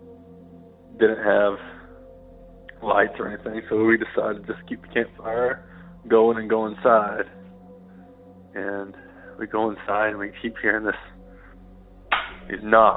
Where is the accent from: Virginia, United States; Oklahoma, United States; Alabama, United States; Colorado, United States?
Oklahoma, United States; Washington County; I'm from the foothills of the Ozarks in Oklahoma